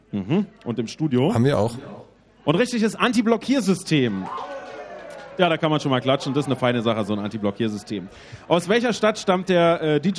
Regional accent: Austria; Ich komme aus Österreich.

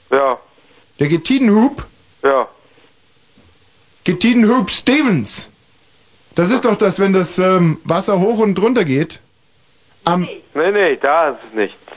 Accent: Potsdam, Brandenburg, Germany; Aus Potsdam.

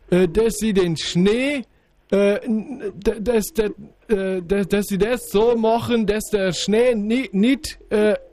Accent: Garmisch, Bavaria, Germany; now in Munich, Germany; ich verliere mein, mein Dialekt immer, wenn ich, wenn ich lang die, die Sprache spreche von Ihnen. Ich bin so lang weg von Garmisch, ich, ich, wohne jetzt in München, aber ich bin ein alter Naturbursch.

